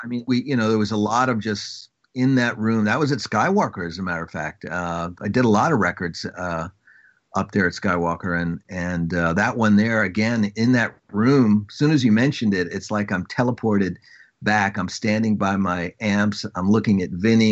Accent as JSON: {"language": "English", "area": "Long Island", "region": "New York", "country": "United States", "said": "I am from Long Island"}